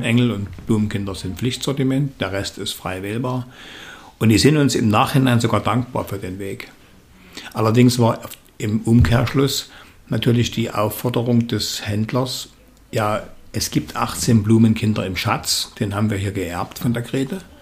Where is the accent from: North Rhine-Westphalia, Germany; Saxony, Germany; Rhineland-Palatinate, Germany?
Saxony, Germany; Dresden; ich bin in Dresden geboren